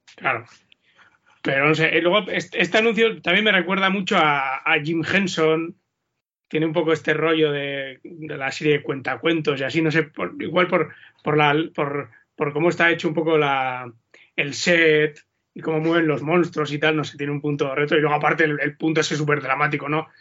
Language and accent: Spanish; Vitoria-Gasteiz, Basque Country, Spain; yo soy de Vitoria